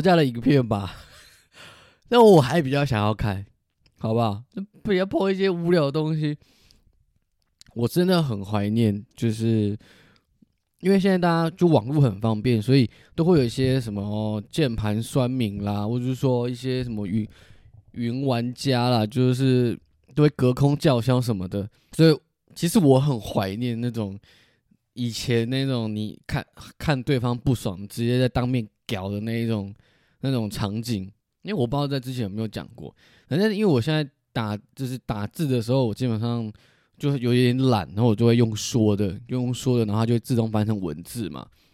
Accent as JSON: {"language": "Chinese", "country": "Taiwan", "accent": "Taiwanese Mandarin (台湾国语)", "said": "我自己都台湾国语"}